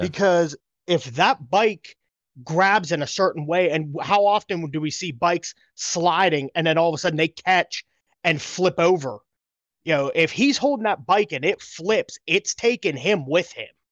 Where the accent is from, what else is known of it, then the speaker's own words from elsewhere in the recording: United States; as an American, you know, racing fan